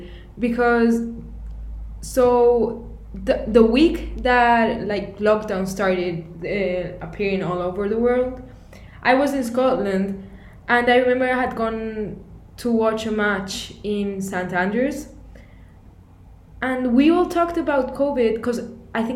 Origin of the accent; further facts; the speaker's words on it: Canary Islands, Spain; I'm from Spain, actually from the Canary Islands.